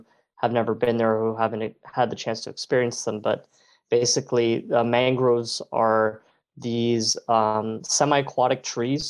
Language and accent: English; Miami, Florida, United States; I was born and raised in Miami